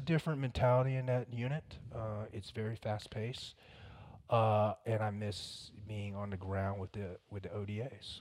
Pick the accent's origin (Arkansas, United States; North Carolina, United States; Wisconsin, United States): North Carolina, United States; Fayetteville; also born or lived in Vietnam; I was raised around Fayetteville